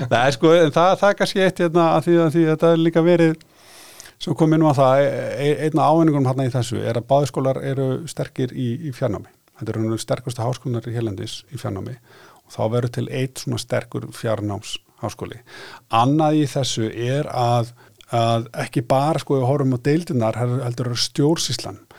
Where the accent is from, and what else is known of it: Akureyri, Northeastern Region, Iceland